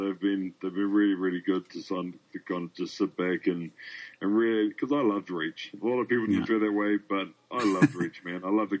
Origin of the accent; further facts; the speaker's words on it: New Zealand; now in Australia; As I'm from New Zealand and currently living in Australia.